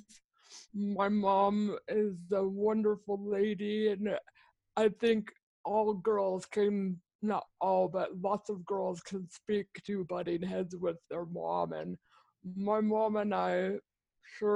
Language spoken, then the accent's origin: English; San Diego, California, United States; I grew up in sunny San Diego. I am a third generation San Diegan.